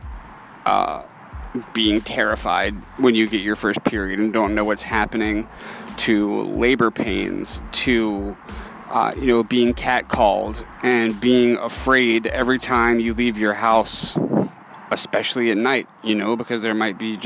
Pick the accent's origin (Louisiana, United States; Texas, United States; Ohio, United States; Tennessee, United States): Louisiana, United States; New Orleans; I was born and raised in New Orleans, Louisiana, to immigrant parents